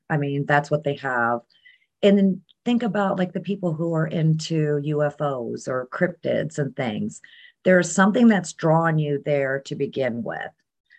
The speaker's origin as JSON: {"language": "English", "country": "Germany", "tie": "born or raised there", "said": "I was growing up in Germany. Dad was military."}